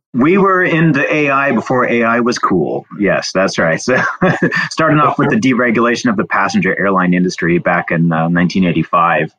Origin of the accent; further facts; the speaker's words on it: southern Indiana, United States; now in Houston, United States; grew up in a small town around 10,000 on a farm down in southern Indiana.